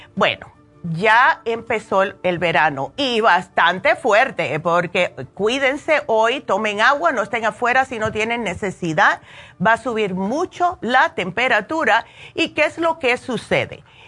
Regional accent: New Jersey, United States; now in Las Vegas, United States; me crié en New Jersey, solamente tenemos tres meses de verano

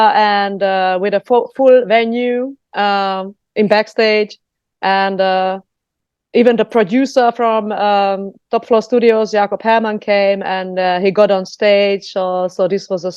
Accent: Slovakia; now in Germany; I am a Hungarian from Slovakia.

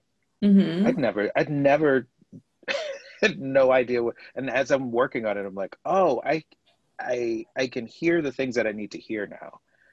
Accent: the South, United States; So I'm from the South, Morgan is from the Bay Area.

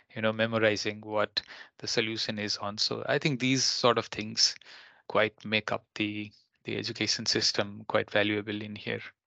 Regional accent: Nepal; now in Finland; my home country in Nepal

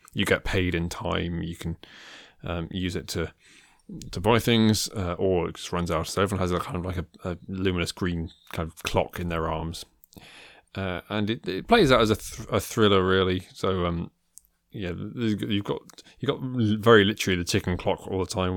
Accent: Midlands, United Kingdom; I grew up in the Midlands.

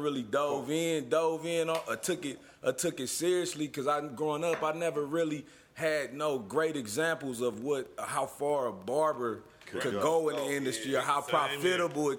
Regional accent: Oakland, California, United States; also born or lived in Houston, Texas; I moved to Oakland when I was probably maybe 6 years old

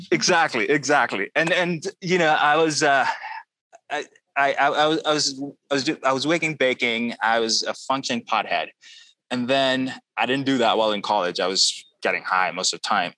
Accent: Pakistan; moved away; I grew up in Pakistan

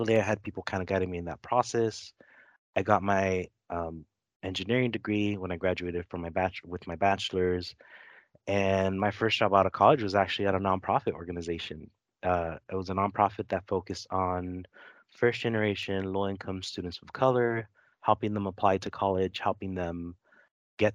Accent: Los Angeles, California, United States; I grew up in Los Angeles. I grew up in a neighborhood called Lincoln Heights, which is kind of on the east side of Los Angeles, and first generation American.

